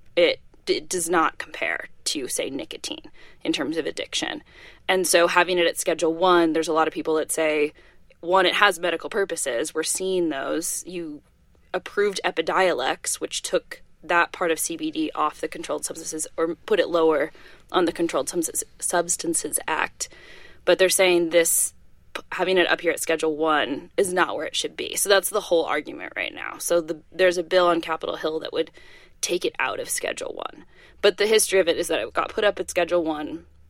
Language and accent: English; Washington, United States; moved away; someone that I grew up with back in Washington State